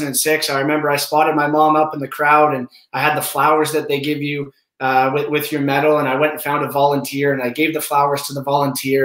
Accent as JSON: {"language": "English", "country": "Canada", "said": "being Canadian"}